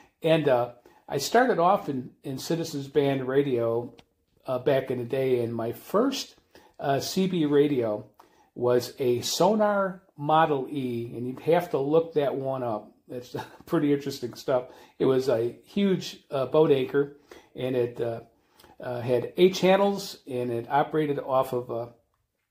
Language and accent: English; Chicago, Illinois, United States; I grew up in the Chicago area.